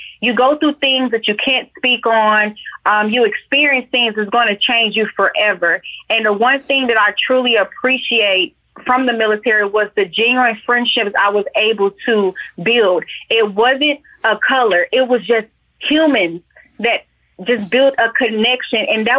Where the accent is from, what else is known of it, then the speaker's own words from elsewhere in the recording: Atlanta, Georgia, United States; Georgia bred and born. I am from Atlanta, born at Georgia Baptist. Yes, sir.